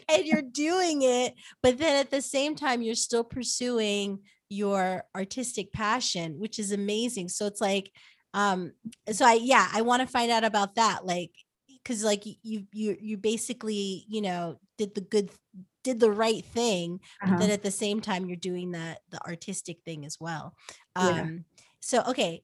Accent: Englewood, New Jersey, United States; where I grew up in Englewood

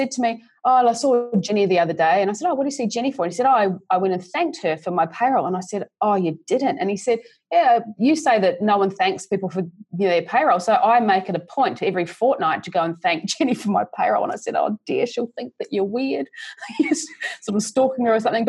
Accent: New Zealand; moved away as an adult; now in Australia; I grew up in New Zealand, actually, and did a business degree in Christchurch

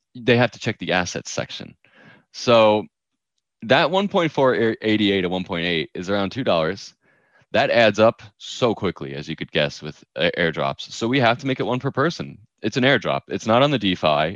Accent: New York, United States; I'm a New Yorker

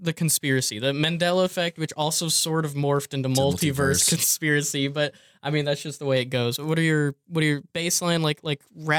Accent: near Champaign, Illinois, United States; now in Kentucky, United States; near my hometown, local to like around Champaign, Illinois.

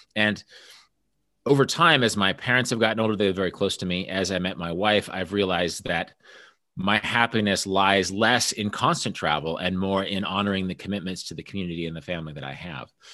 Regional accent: Kansas, United States; also born or lived in Busan, South Korea; we're both from Kansas

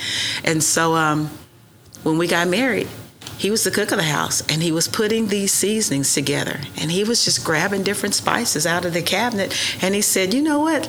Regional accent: Guthrie, Oklahoma, United States; growing up in Guthrie, my grandparents, so they lived on a farm in Northwest Guthrie

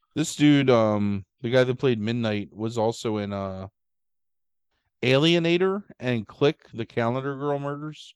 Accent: Baltimore, Maryland, United States; we grew up in Baltimore

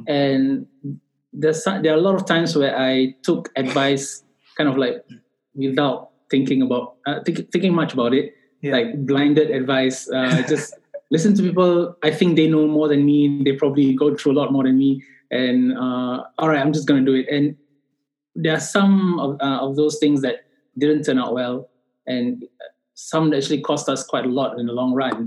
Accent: Singapore; I am from Singapore.

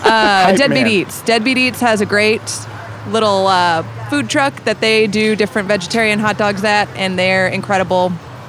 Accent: Midwest, United States; So, you know, growing up in the Midwest, there's a lot of Tex-Mex that happened.

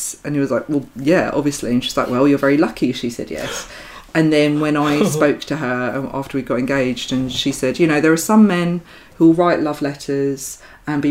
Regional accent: Essex, East of England, United Kingdom; I grew up in a really small town in Essex

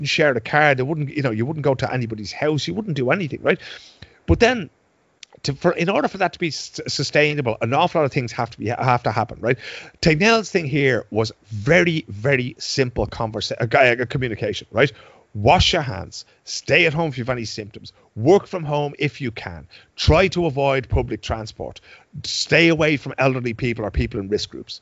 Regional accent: Dublin, Leinster, Ireland; moved away as an adult; now in Sweden; I've lived here for 21 years. I know the Swedes better than they know themselves, right? I grew up in Dublin

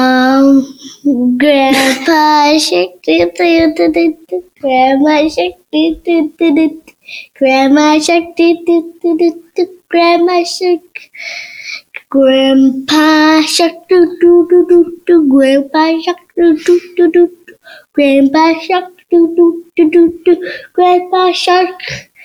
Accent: Maryland, United States

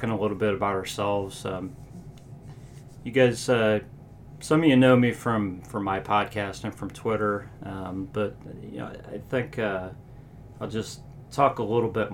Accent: Cleveland, Ohio, United States; also born or lived in Columbus, Ohio; now in Dayton, United States; I was born in Cleveland, lived in Ohio my whole life

